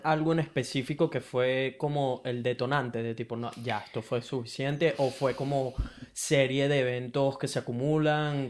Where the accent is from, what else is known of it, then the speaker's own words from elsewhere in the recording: Venezuela; now in Brisbane, Australia; soy un latino de Venezuela que vive en Brisbane, Australia